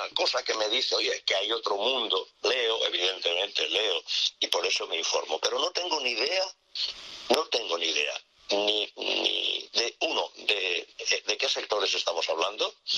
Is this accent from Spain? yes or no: yes; Valencian Community, Spain; moved away as an adult; also born or lived in Madrid; país valenciano es un país de ciudades